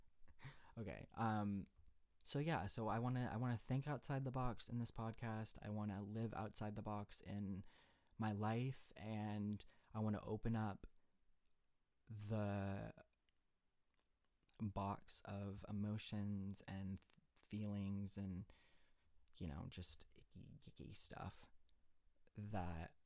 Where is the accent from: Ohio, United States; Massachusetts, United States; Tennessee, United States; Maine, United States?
Maine, United States; moved away as an adult; I was born in Maine, born and raised, lived there my whole life until I went to college.